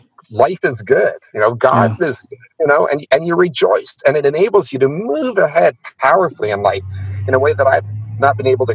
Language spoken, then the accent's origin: English; India; also born or lived in Pakistan; Is I was born in Pakistan and I grew up in India.